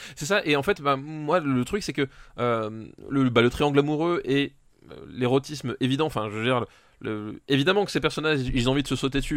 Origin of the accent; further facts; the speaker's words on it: France; Je suis français, je parle français